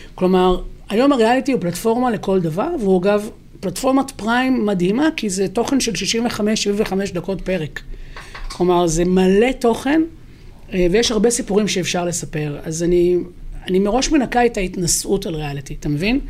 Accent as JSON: {"language": "Hebrew", "town": "Haifa", "region": "Haifa District", "country": "Israel", "tie": "born or raised there", "said": "אני גדלתי בבת גלים בחיפה, שכונה מעורבת"}